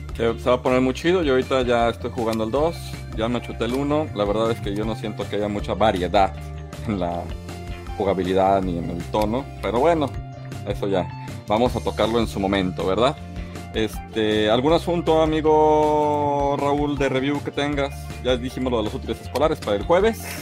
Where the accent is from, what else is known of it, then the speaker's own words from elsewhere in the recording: Mexico; como mexicanos